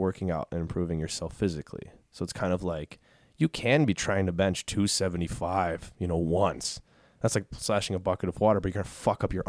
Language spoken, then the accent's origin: English; Chicago, Illinois, United States; my family, we're all from Chicago.